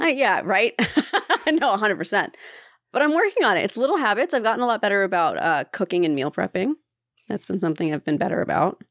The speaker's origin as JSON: {"language": "English", "region": "Appalachia", "country": "United States", "tie": "born or raised there", "said": "we grew up near Appalachia"}